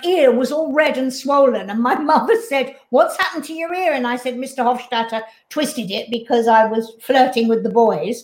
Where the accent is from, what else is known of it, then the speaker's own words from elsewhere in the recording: London, United Kingdom; I grew up in Sidmouth Road